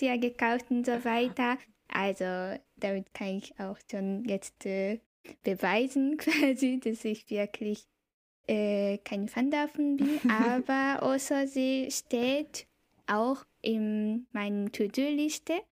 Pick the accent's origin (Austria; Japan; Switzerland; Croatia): Japan; Kobe, Hyogo; German is a second language; also born or lived in Bielefeld, Germany; now in Tokyo, Japan; ich bin Japanerin. Ich wohne jetzt äh, in Tokio, in der Hauptstadt von Japan. Ich komme aber ursprünglich aus Kobe